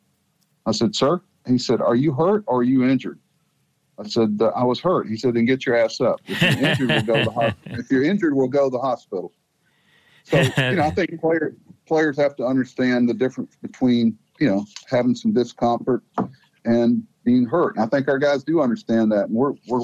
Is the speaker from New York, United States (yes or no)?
no; Florida, United States; moved away; also born or lived in Mississippi; I was from Florida